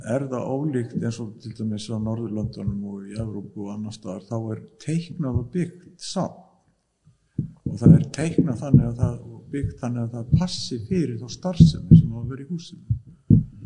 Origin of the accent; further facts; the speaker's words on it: Iceland; við erum alin upp á Ísland